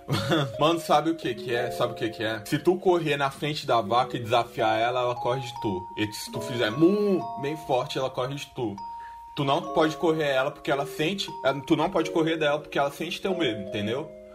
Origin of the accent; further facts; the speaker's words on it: Xinguara, Pará, Brazil; a gente é de uma cidade do interior do Pará que é a capital do boi